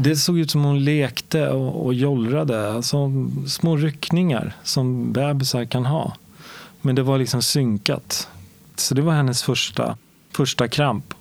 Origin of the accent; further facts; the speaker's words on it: Stockholm, Stockholm County, Sweden; Jag växte upp i Årsta som ligger söder om Stockholm